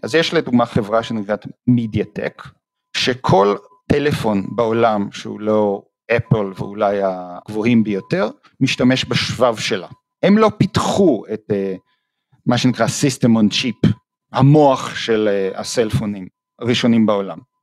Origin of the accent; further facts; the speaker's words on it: Jerusalem, Jerusalem District, Israel; moved away as an adult; now in Toronto, Canada; אז אני נולדתי בארץ, בירושלים, למדתי בבית ספר הניסויי